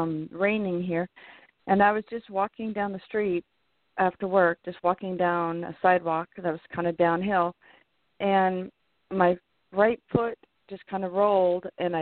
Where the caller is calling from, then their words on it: California, United States; from California.